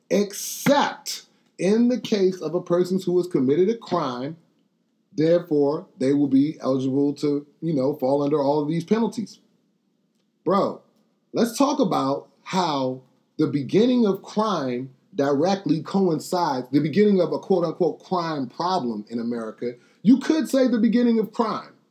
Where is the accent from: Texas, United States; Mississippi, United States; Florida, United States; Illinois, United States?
Texas, United States; You did not grow up in the 80s or the 90s celebrating Juneteenth. I did. I'm from Texas.